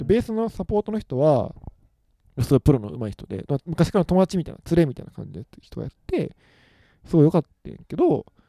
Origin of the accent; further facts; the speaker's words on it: Kansai, Japan; 僕ら関西の出身なんですけど